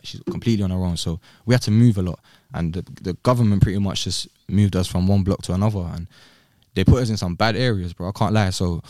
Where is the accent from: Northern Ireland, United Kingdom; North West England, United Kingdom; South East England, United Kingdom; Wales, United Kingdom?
North West England, United Kingdom; Rochdale; also born or lived in London; So I was born in Brent, Northwest. {S2} Yeah. {S3} And then we moved, I lived there for a little bit, then moved to Rochdale.